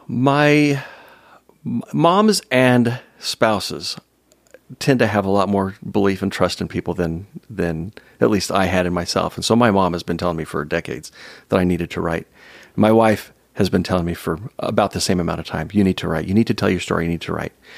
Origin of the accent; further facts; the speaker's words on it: San Jose, California, United States; I grew up in San Jose, San Jose, California